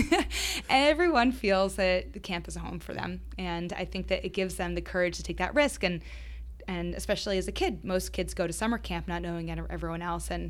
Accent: Boston, Massachusetts, United States; I'm I'm from Boston, so I'm really proud to say that Trybal is headquartered here.

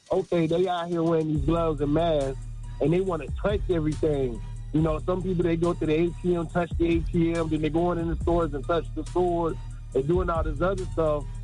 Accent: Seattle, Washington, United States; I'm from Seattle

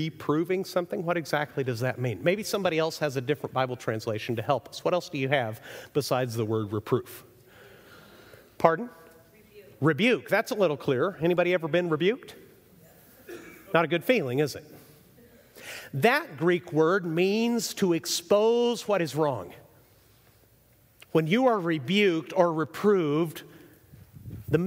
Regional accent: Chihuahua, Mexico; moved away; I grew up in Mexico, so I went to Mexican schools my entire life

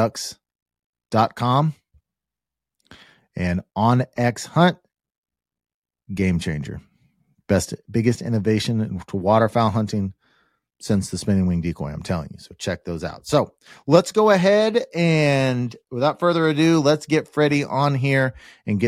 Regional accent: Kansas, United States; I'm from Kansas

